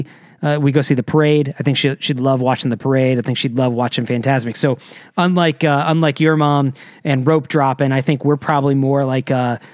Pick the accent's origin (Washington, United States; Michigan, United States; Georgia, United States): Michigan, United States; moved away; I wasn't raised in California. I wasn't raised in Florida. I was raised in Michigan.